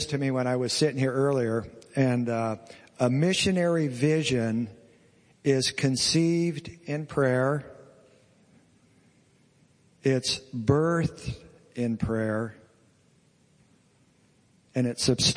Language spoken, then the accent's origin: English; United States; as an American